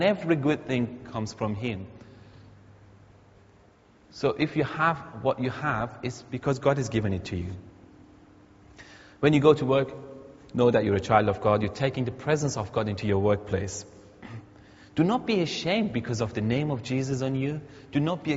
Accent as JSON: {"language": "English", "country": "Iran", "moved": "yes", "said": "I'm an Iranian, many of you know, but I'm a Christian first"}